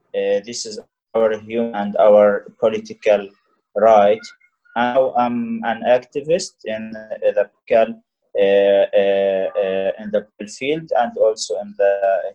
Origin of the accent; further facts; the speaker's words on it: Rafah, Gaza Strip, Palestine; I was born in Rafah, the city between Palestine and Egypt, in 1984.